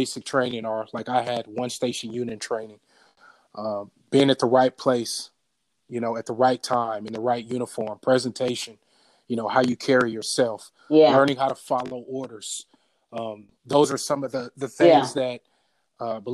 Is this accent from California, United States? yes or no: yes; Bay Area, California, United States; Born and raised in the Bay Area.